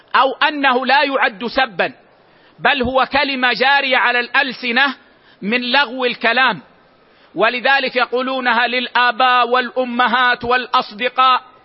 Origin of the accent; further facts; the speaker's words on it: Medina, Medina Province, Saudi Arabia; عندنا في المدينة العيش في لهجتنا هو الخبز